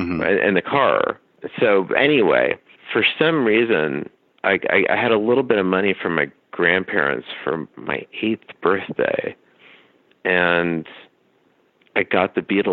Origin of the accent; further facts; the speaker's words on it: Dallas, Texas, United States; I grew up in Dallas. So you grew up in a place like Dallas in the 80s, like I did